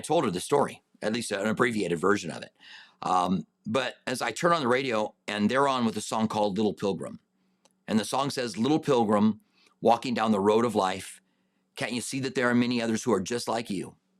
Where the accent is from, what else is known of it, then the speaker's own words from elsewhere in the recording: Albuquerque, New Mexico, United States; I grew up in Albuquerque